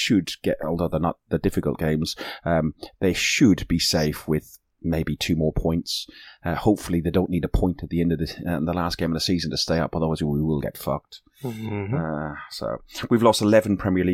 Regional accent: Ireland; I'm Irish.

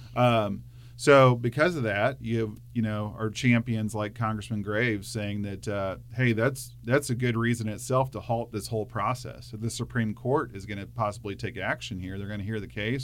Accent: Hermann, Missouri, United States; born and raised in Herman, and, uh, that's where I live today with my family

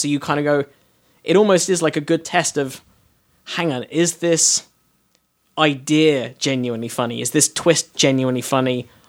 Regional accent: London, United Kingdom; accent: North London, middle class, posh; I am British. When I walk on stage in Britain, I am North London, middle class, probably private school educated, like posh but not super posh.

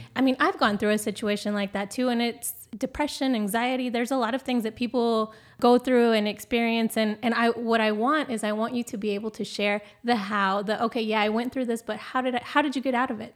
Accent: Oregon, United States; moved away; I'm originally from Oregon

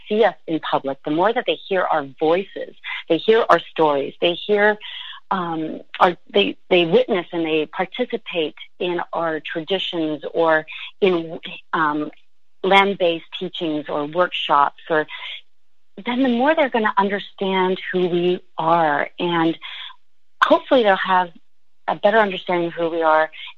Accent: St. Catharines, Ontario, Canada; home is, in the sense of physically home, I was raised in St. Catharines

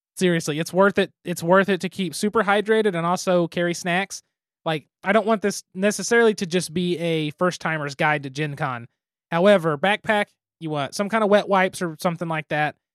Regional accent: Midwest, United States; I'm from the Midwest

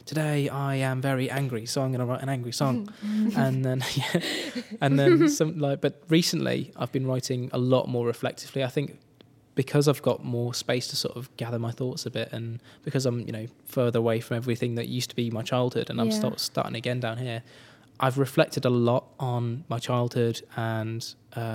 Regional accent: Birmingham, West Midlands, United Kingdom; also born or lived in Nottingham; now in Cornwall, United Kingdom; I was born in Nottingham, and then I moved to Birmingham when I was 3 years old. And yeah, I lived on the outskirts, like skirts of Birmingham, with my parents

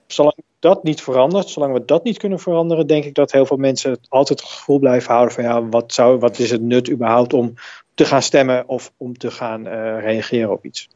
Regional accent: Netherlands

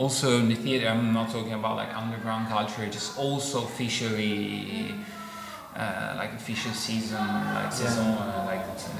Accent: Italy

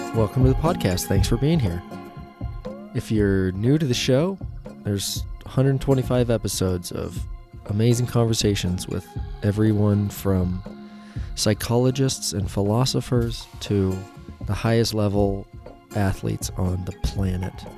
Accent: Central Oregon, United States; growing up in Central Oregon as an action sports athlete

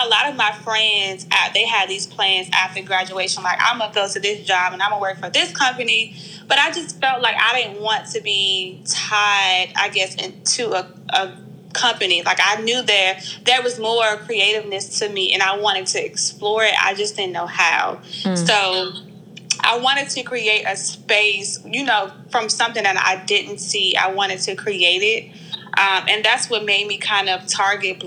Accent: Petersburg, Virginia, United States; also born or lived in Raleigh, North Carolina / Charlotte, North Carolina; now in Richmond, United States; I'm originally from Petersburg, Virginia. I currently live in Richmond, Virginia. I went to school in Charlotte, and I grew up a little bit in Raleigh

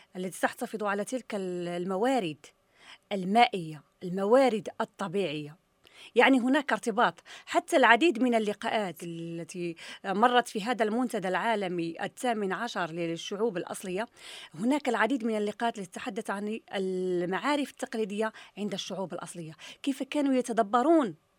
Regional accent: Morocco; عندنا في المغرب

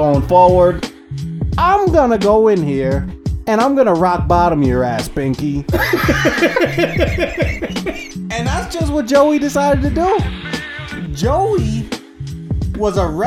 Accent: New York, United States; I'm from New York

